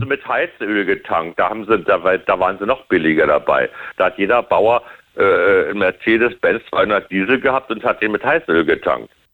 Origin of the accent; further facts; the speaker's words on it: Germany; wir sind ja als Deutsche